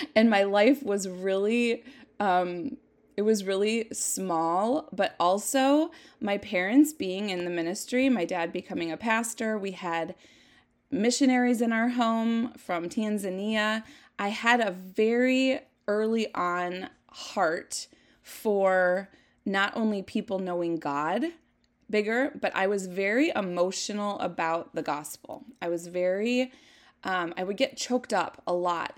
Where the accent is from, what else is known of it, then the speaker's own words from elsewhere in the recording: Jackson, Minnesota, United States; I was born in nineteen seventy-seven in Jackson, Minnesota, a little teeny tiny town that's so pretty. I just, I have such a love for my hometown.